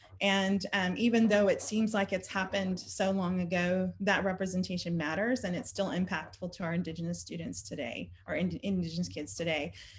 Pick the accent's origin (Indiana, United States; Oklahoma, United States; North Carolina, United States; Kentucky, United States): Oklahoma, United States; Norman; I grew up here in Oklahoma attending elementary schools in Norman.